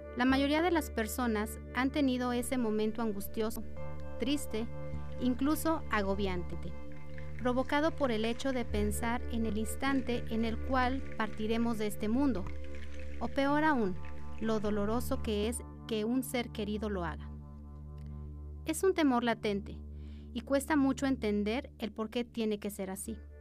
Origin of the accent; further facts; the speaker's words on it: Aguascalientes, Mexico; como habitantes de Aguascalientes